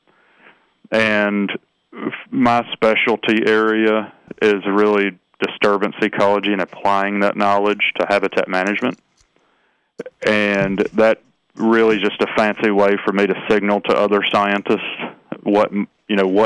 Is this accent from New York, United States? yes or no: no; Alabama, United States; now in Florida, United States; I grew up in Alabama, and when I move to Florida